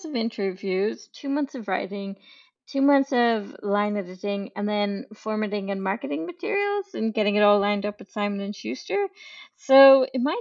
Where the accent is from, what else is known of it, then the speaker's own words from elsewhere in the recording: Ireland; moved away as an adult; also born or lived in Edinburgh; I grew up in Ireland on a farm in the middle of nowhere with three older brothers